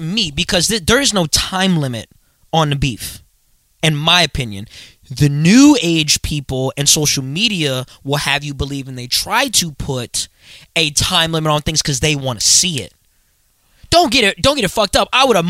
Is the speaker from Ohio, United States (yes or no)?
no; Virginia Beach, Virginia, United States; I'm from Virginia Beach.